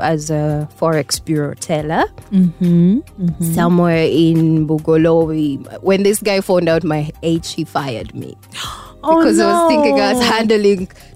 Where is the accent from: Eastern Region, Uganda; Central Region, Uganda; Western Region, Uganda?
Central Region, Uganda; Kampala; also born or lived in Masaka; I grew up in Kampala